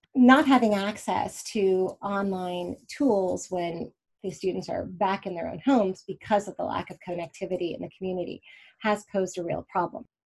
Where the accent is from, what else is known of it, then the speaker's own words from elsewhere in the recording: Pittsburgh, Pennsylvania, United States; also born or lived in Indianapolis, Indiana / Sewickley, Pennsylvania; I grew up in Pennsylvania, in Pittsburgh and right outside of Pittsburgh, Pennsylvania, in Sewickley, and also in Indianapolis, Indiana